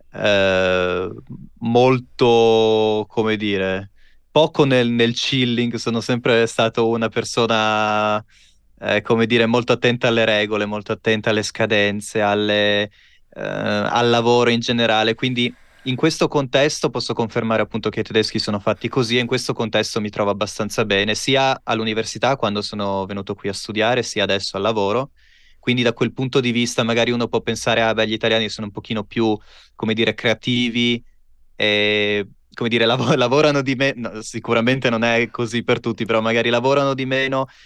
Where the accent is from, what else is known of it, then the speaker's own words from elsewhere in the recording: Pordenone, Friuli-Venezia Giulia, Italy; Io vengo da... Vengo da Pordenone, in Friuli Venezia